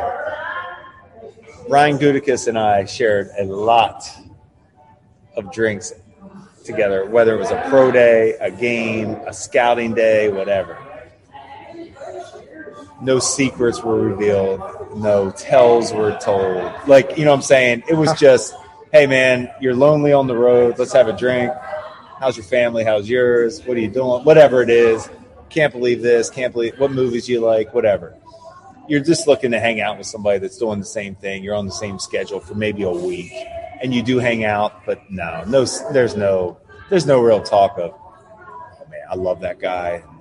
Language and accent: English; Shippensburg, Pennsylvania, United States; I grew up in Shippensburg, Pennsylvania when I was a kid